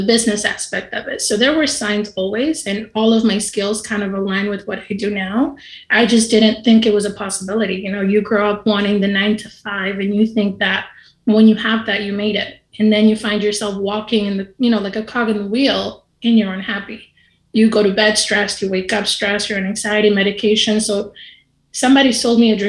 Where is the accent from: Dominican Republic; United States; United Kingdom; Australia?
Dominican Republic; I'm from the Dominican Republic